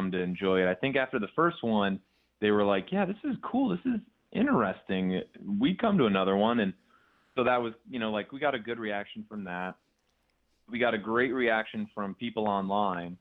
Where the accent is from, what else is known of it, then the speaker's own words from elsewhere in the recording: near Sandusky, Northern Ohio, United States; near my hometown in Northern Ohio, near Sandusky.